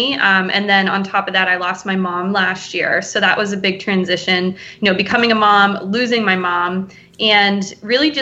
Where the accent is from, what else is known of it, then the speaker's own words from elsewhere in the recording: New Hampshire Seacoast, United States; also born or lived in Portland, Maine / Boston area, Massachusetts / Cape Cod, Massachusetts; I grew up here on the Seacoast, and I moved away, and I lived in Portland, Maine